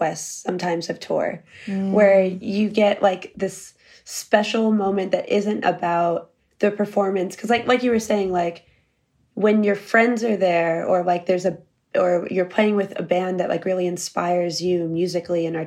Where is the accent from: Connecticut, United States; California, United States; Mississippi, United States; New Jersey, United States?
Connecticut, United States; moved away; also born or lived in Philadelphia; I grew up in Connecticut